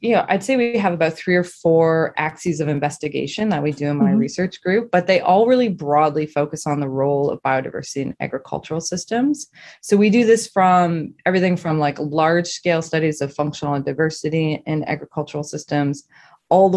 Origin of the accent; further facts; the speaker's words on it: Saint John, New Brunswick, Canada; now in Toronto, Canada; I'm born and raised in New Brunswick in the Maritimes